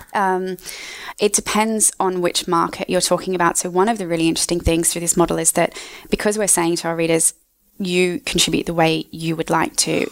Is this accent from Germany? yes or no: no; Australia; moved away as an adult; also born or lived in United States; now in London, United Kingdom; I am from Australia